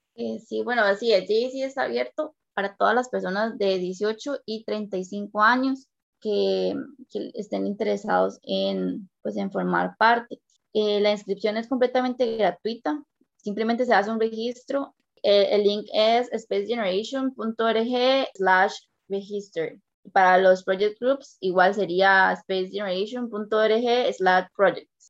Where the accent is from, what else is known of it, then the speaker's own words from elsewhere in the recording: San Carlos, Alajuela, Costa Rica; Yo soy de la zona de San Carlos